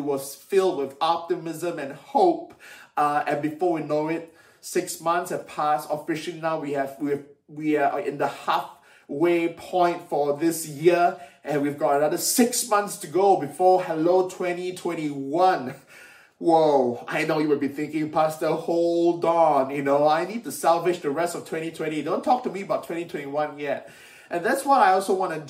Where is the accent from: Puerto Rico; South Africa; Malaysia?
Malaysia; moved away as an adult; now in United Kingdom; when I was young, growing up in Malaysia